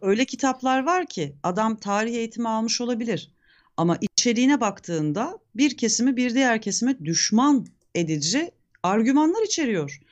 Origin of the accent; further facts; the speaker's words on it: Turkey; Bugün bizim ülkemizin